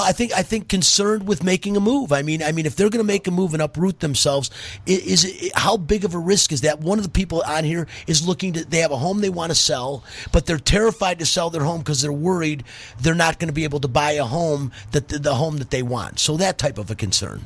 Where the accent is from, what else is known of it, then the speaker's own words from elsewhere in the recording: Detroit, Michigan, United States; moved away; I'm from Detroit